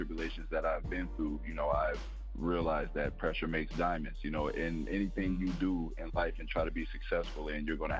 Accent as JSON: {"language": "English", "town": "Denver", "region": "Colorado", "country": "United States", "also_born_or_lived": "Iowa", "moved": "as an adult", "lives_now": "Houston, United States", "said": "Denver is my original home. Denver, Colorado."}